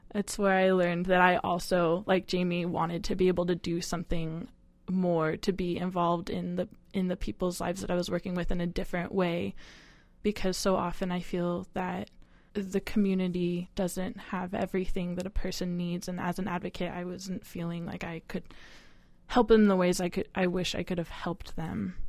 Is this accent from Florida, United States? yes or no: no; Eureka, California, United States; now in Seattle, United States; I grew up in Northern California, a small town called Eureka.